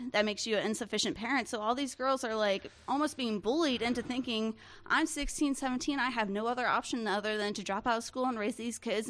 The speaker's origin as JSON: {"language": "English", "region": "Northern Central Florida", "country": "United States", "tie": "born or raised there"}